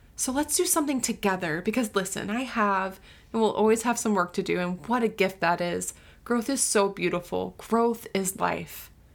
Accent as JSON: {"language": "English", "region": "Florida", "country": "United States", "tie": "born or raised there", "also_born_or_lived": "Southern California / Uganda", "moved": "yes", "lives_now": "Tennessee, United States", "said": "I grew up in Florida"}